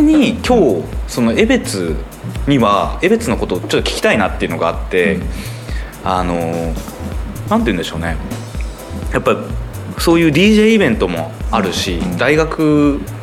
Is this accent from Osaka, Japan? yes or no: no; Sapporo, Hokkaido, Japan; 生まれも育ちも札幌